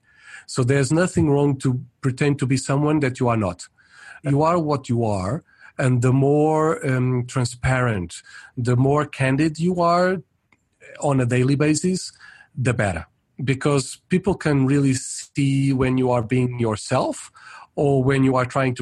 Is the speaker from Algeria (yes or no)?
no; Portugal; moved away as an adult; also born or lived in Paris, France / Brazil / United States / Netherlands; mainly my country of origin, I'm Portuguese. And so for a long period, I lived in Portugal